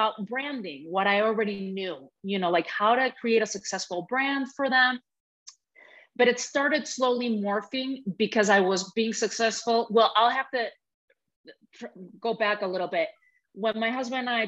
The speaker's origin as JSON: {"language": "English", "country": "Spain", "tie": "born or raised there", "moved": "yes", "said": "growing up in Spain in a very patriarchal country, very patriarchal family too"}